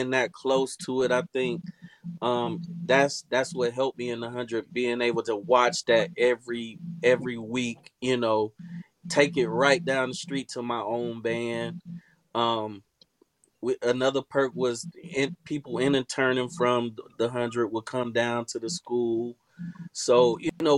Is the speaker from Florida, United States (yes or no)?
yes; Tallahassee, Florida, United States; I come from FAMU High, which is in Tallahassee, Florida